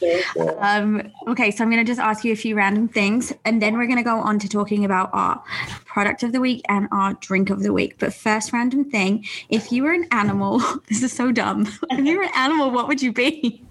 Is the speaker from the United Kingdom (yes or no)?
yes; England, United Kingdom; But we're also both from England. So I think we both kind of live off of each other, thinking about the old country, right?